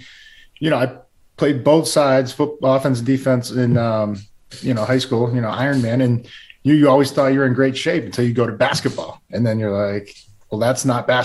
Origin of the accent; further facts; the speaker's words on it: San Diego, California, United States; I was born in San Diego